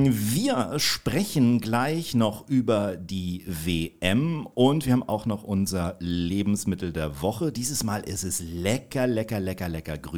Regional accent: Kiel, Schleswig-Holstein, Germany; hat übrigens in meiner Heimatstadt studiert, in, in, in Kiel

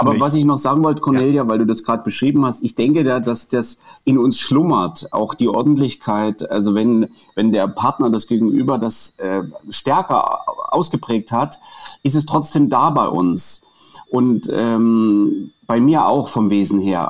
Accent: Dresden, Saxony, Germany; als Dresdner

